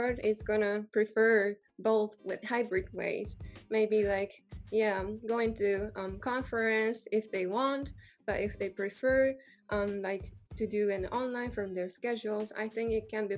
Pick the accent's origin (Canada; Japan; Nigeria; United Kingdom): Japan; now in Germany; I'm from Japan, but I'm living in Germany.